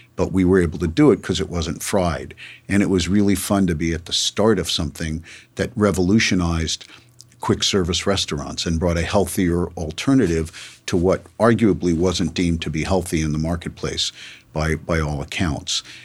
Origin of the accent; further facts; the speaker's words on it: Los Angeles, California, United States; also born or lived in New York; I grew up in Los Angeles